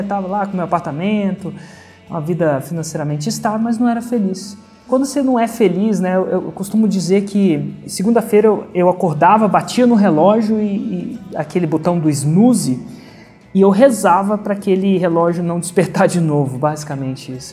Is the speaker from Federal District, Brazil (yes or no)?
yes; Brasília, Federal District, Brazil; moved away as an adult; also born or lived in São Carlos, São Paulo / Germany; nasci em Brasília, né? Fiz engenharia de computação em São Carlos, são Paulo